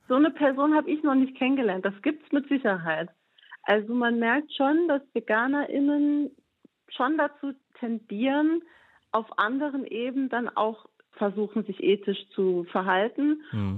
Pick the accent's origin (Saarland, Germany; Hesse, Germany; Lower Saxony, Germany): Saarland, Germany; Saarbrücken; meine Heimatstadt in Saarbrücken